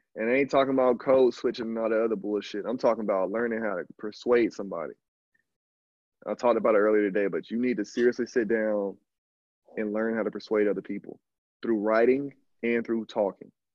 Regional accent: Alabama, United States; moved away as an adult; also born or lived in Canada / Brazil; I'm just a dude from from from the country, dog. I'm from Alabama

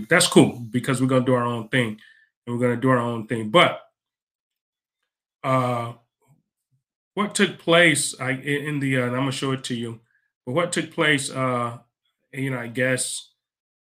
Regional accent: United States; I'm from America. I'm not from Africa

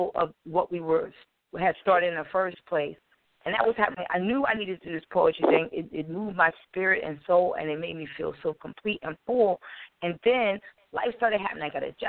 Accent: Wilmington, Delaware, United States; I'm from Wilmington, Delaware.

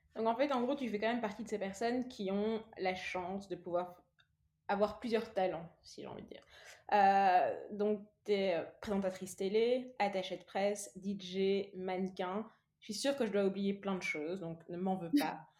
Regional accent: Wallonia, Belgium; also born or lived in Kinshasa, DR Congo / Brussels; je suis née à Kinshasa, j'ai grandi en Wallonie

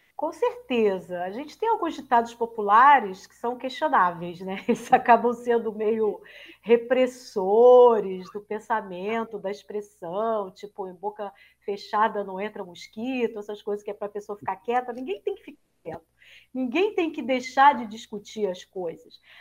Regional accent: Rio de Janeiro, Brazil; Eu sou carioca e fiz toda a minha formação é, no Rio de Janeiro.

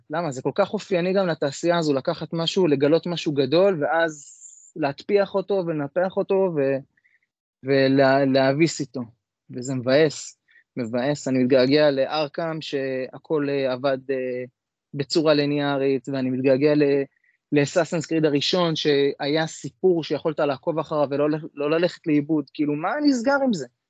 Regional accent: Jerusalem, Jerusalem District, Israel; אני ירושלמי

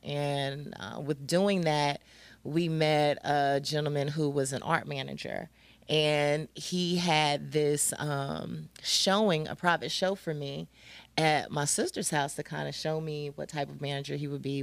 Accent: Greensboro, North Carolina, United States; moved away; I'm originally from Greensboro.

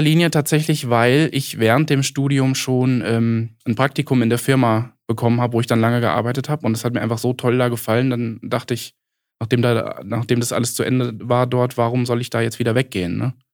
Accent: Giessen, Hesse, Germany; also born or lived in Kassel; also ich komme so aus, aus der Gießener Ecke, Gießen-Marburg.

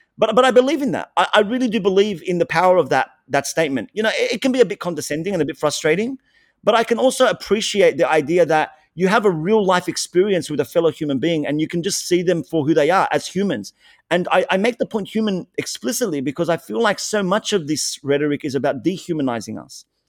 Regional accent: Australia

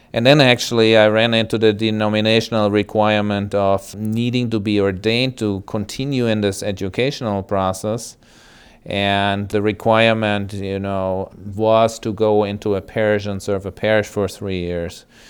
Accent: Germany; moved away as an adult; now in United States; I grew up in West Germany. My family originally was from East Germany.

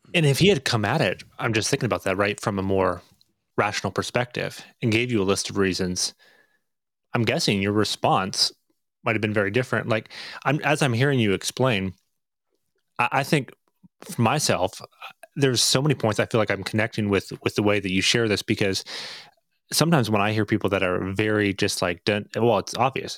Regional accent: Northern Ontario, Canada; moved away; also born or lived in Montreal / United States; I was raised in Northern Ontario, but yes, I lived half my life in the United States

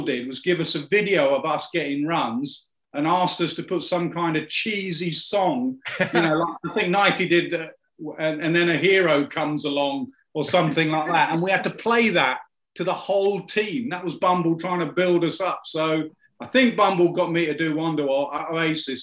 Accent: Ilford, London, United Kingdom; also born or lived in Durham; when I was growing up in Ilford

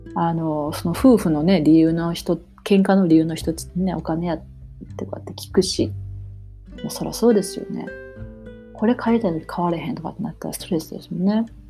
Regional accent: Japan; moved away as an adult; now in Toronto, Canada; 私もね、日本で生まれ育ってるし

